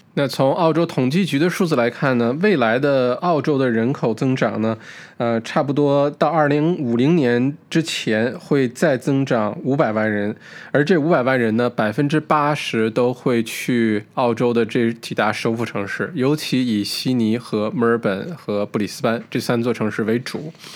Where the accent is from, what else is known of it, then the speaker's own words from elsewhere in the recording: China; 我们中国人